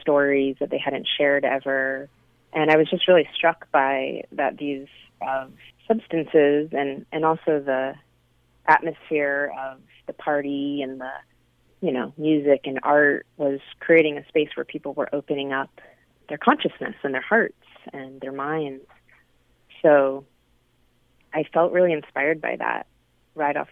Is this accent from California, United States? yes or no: yes; San Francisco, California, United States; I grew up in San Francisco in the Bay Area of California